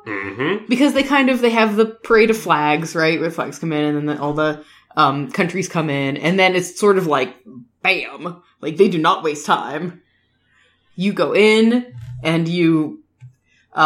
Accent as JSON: {"language": "English", "country": "United States", "said": "We're the American couple"}